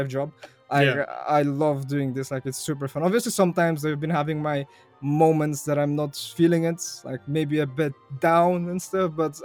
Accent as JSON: {"language": "English", "country": "Bulgaria", "first_language": "Bulgarian", "second_language": "English", "said": "in Bulgarian, my native language"}